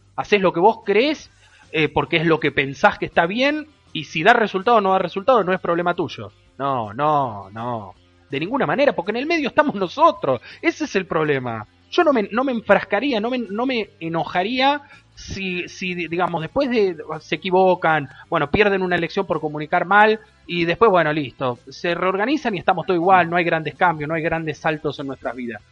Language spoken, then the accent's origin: Spanish; Argentina; somos la Argentina, muchachos, somos la Argentina